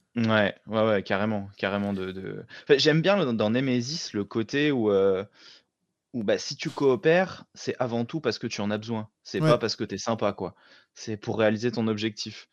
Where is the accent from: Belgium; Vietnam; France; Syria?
France; also born or lived in Chambéry, Savoie (lives); je suis français, mais à la base, c'est italien, euh, la région de Venise.